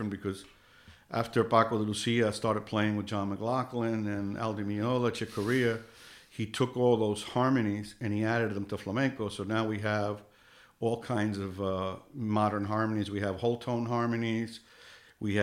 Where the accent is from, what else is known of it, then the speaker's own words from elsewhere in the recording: New York, United States; I grew up in New York